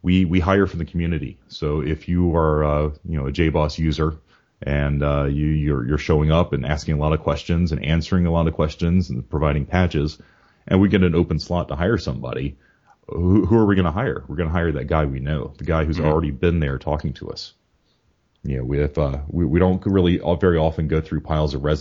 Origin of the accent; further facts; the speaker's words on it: Georgia, United States; moved away as an adult; now in Virginia, United States; I grew up in Georgia